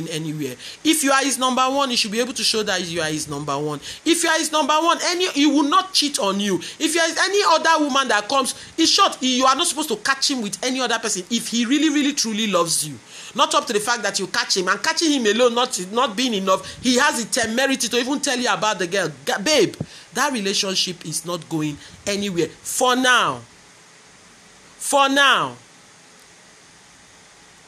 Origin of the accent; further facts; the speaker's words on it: Nigeria; I'm a Nigerian, and I talk the way we do our own relationships here